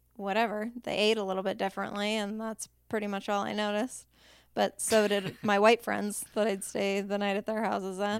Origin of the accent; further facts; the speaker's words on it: Anchorage, Alaska, United States; Alaska's a pretty diverse place, and I grew up in Airport Heights.